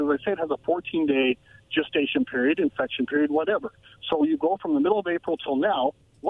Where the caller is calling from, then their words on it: Pasco, Washington, United States; This is … from Pasco.